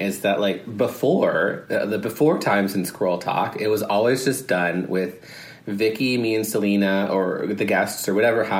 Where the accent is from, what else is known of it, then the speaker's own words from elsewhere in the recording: Kingston, Ontario, Canada; moved away; We're in the Holiday Inn in Kingston, my hometown